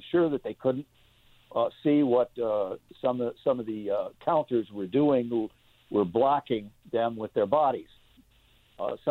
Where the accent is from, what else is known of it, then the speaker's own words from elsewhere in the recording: Indiana, United States; also born or lived in Greenville / Chicago; uh, uh, I grew up in Indiana mm-hmm. and uh, uh, spent time a lot of time. Uh, I've been in uh, uh, Greenville for 13 years. I practiced out of the Sears Tower in Chicago for some 35 years.